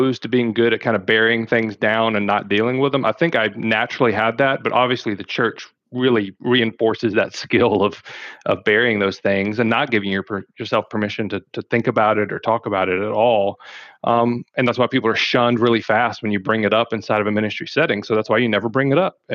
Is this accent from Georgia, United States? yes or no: no; South Alabama, United States; accent: Southern; moved away; I am from South Alabama originally